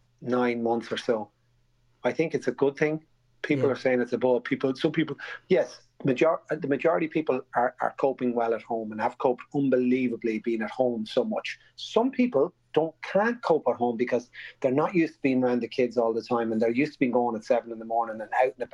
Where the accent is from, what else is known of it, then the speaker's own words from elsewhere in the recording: Navan, Leinster, Ireland; Growing up in Navan in the middle of the 70s and 80s